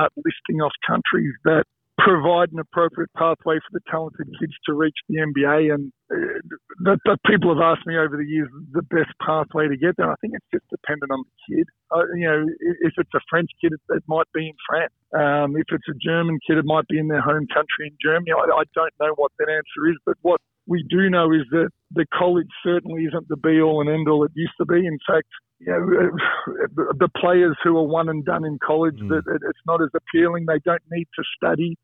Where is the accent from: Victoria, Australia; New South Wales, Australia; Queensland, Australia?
Victoria, Australia; Footscray; I grew up in Footscray